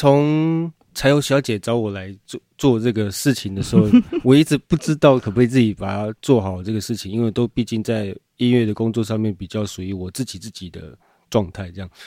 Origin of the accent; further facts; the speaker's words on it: Qiaotou, Kaohsiung, Taiwan; 我在高雄的桥头，桥头出生长大的这样，